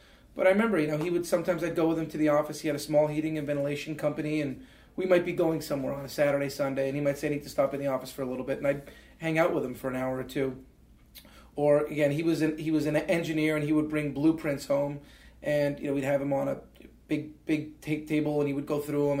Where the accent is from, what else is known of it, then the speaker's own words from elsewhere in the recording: Canada; And then they had to rescind it, just being Canadian, getting a work permit, getting a visa.